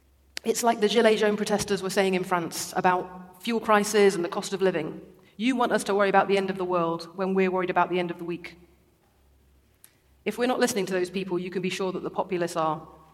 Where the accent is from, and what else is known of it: Derby, East Midlands, United Kingdom; born or raised there